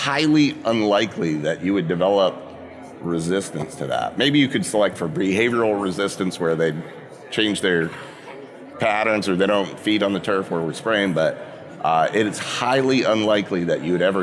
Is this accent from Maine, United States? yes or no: yes; Maine, United States; moved away as an adult; also born or lived in New Jersey / California / Indiana / Massachusetts; I grew up in Maine